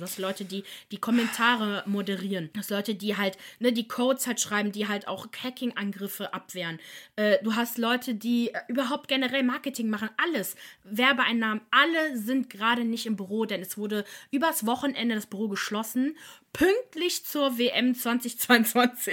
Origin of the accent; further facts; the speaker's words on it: Germany; bei uns in Deutschland